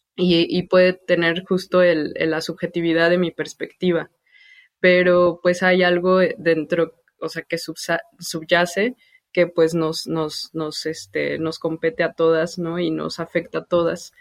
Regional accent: Mexico City, Mexico; yo crecí en Santa Úrsula Cuapa, bueno, en el barrio de La Ruiz y después en la colonia vecina.

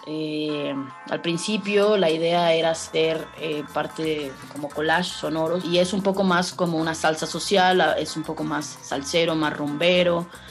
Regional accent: Mexico; also born or lived in Mexico City / Bacalar; como mujeres mexicanas

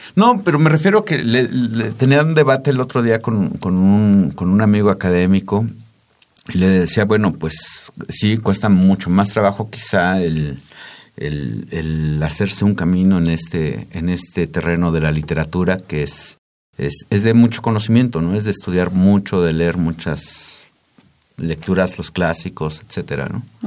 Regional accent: Tizayuca, Hidalgo, Mexico; En ese pueblo de donde soy yo

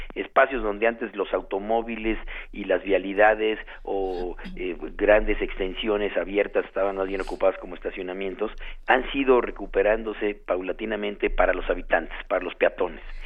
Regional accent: Mexico City, Mexico; vivimos y nacimos en la Ciudad de México

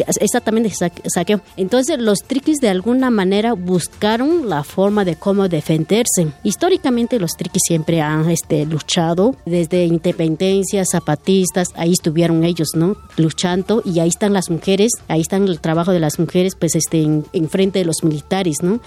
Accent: San Juan Copala, Oaxaca, Mexico; somos de Copala

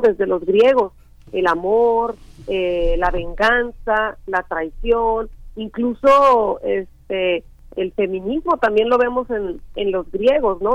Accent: Chicontepec, Veracruz, Mexico; Yo crecí en un en un rancho muy pequeño de la Huasteca Veracruzana que pertenece al municipio de Chicontepec, Veracruz

